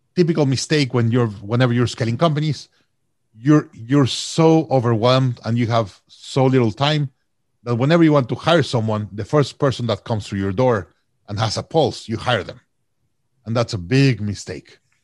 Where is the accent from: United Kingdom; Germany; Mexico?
Mexico; also born or lived in Austin, Texas; now in Toronto, Canada; I'm from Mexico originally